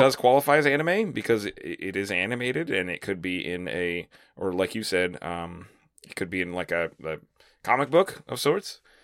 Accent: Florida, United States; now in Lakeland, Florida, United States; moving to a new town in my, my home state

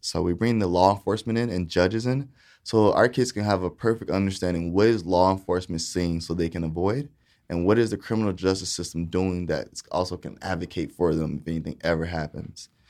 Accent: Titusville, Florida, United States; also born or lived in Saint Petersburg, Florida / Boca Raton, Florida; I was raised in Titusville, Florida

